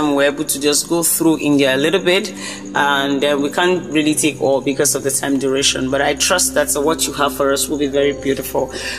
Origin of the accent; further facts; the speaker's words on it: Nigeria; this is Nigeria. So I'm speaking from Nigeria.